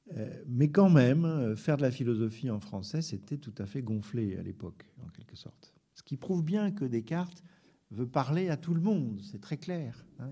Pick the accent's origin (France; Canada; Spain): France; on est français